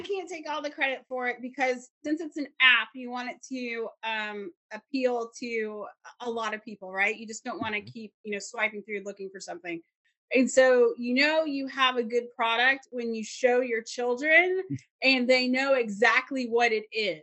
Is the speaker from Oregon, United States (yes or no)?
no; South Carolina, United States; moved away; I grew up in South Carolina